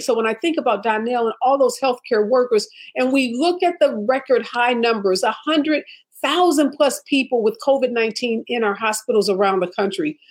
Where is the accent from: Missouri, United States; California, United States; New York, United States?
Missouri, United States; St. Louis; moved away; my hometown of St. Louis